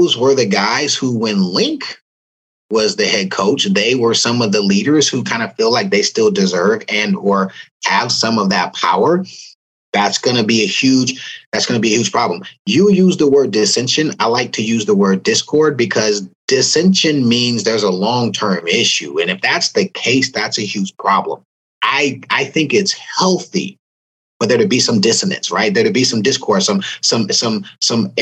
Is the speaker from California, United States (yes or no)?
yes; California, United States; moved away; I was from Cali